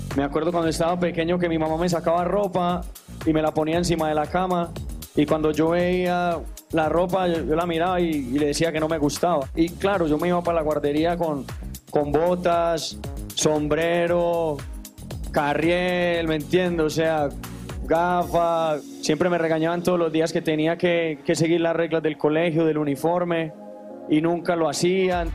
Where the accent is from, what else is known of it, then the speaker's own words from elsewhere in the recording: Medellín, Antioquia, Colombia; mi tierra, no, quiero hacerlo también en Medellín